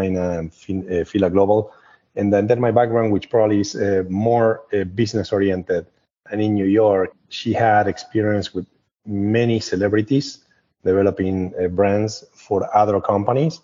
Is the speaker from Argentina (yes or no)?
yes; Argentina; English is a second language; also born or lived in Vancouver, Canada; now in United States; I'm originally from Argentina. I live in the United States since approximately the end of 1999 or 2000.